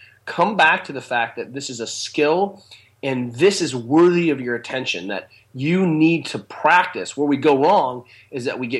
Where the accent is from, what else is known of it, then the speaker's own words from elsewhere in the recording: Maitland, New South Wales, Australia; I'm an Australian trained physio, right? I'm a Maitland guy.